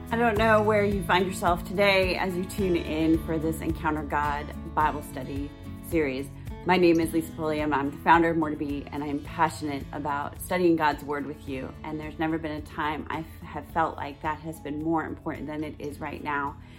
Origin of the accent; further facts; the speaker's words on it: New York, United States; my home state of New York